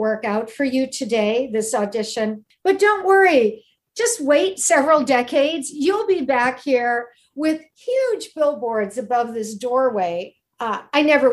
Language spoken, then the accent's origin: English; Midwest, United States; moved away; also born or lived in Michigan / Cleveland; I'm from the Midwest.